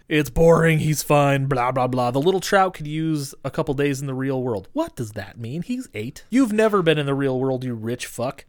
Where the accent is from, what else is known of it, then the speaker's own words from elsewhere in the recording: Great Falls, Montana, United States; moved away; I'm from Montana